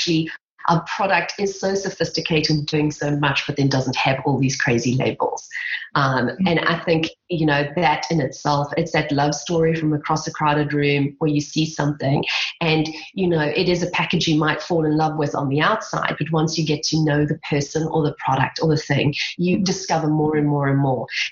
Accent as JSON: {"language": "English", "country": "South Africa", "accent": "South African", "said": "my South African accent"}